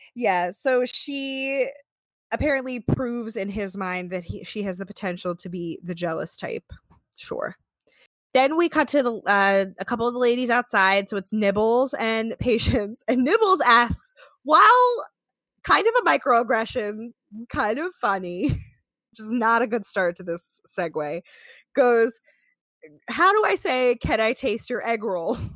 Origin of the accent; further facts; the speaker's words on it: the North, United States; I'm from the North